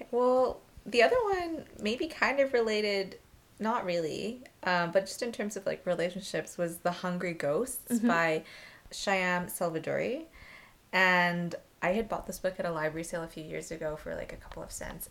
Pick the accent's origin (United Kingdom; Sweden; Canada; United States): Canada; Vancouver, British Columbia; born or raised there